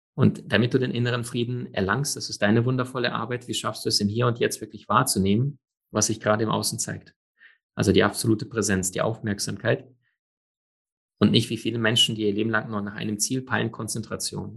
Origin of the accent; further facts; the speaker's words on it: Germany; bei uns in Deutschland